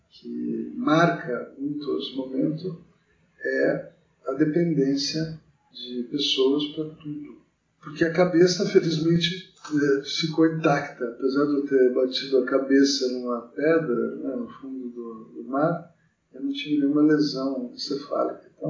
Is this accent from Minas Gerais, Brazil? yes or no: no; Mogi das Cruzes, São Paulo, Brazil; now in São Paulo, Brazil; eu tenho 57 anos, nasci em 1963, é, em Mogi das Cruzes, estudei em colégio público e entrei na faculdade aqui em São Paulo.